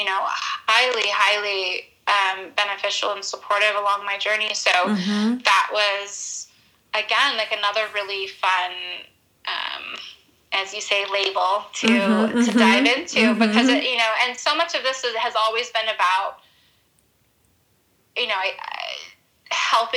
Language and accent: English; Utah, United States; also born or lived in Los Angeles; growing up in Utah, we have so many minerals that mm-hmm. come from the land mm-hmm. here.